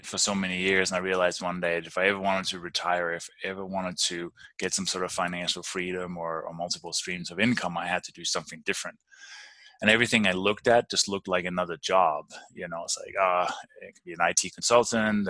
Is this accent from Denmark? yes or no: yes; Denmark; moved away as an adult; also born or lived in London, England / Maryland / Albuquerque, New Mexico; now in Durango, Colorado, United States; I'm actually originally from Denmark